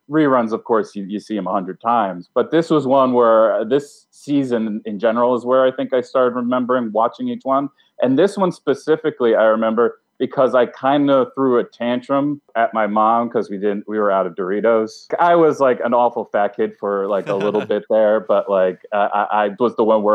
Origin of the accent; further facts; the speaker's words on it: Albany, New York, United States; I am from Albany